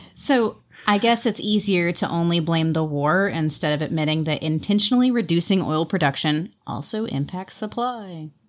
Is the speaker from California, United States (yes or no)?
yes; California, United States; as a Californian